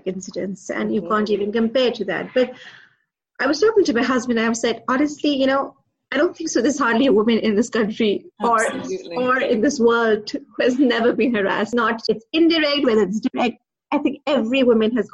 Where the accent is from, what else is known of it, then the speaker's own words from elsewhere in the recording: Pakistan; moved away; also born or lived in Dubai; I'm originally from Pakistan, then I moved to Dubai.